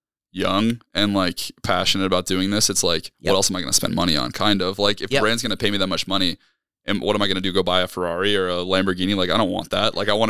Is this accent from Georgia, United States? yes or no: yes; Georgia, United States; We're from North Georgia, up there in the Blue Ridge Mountains.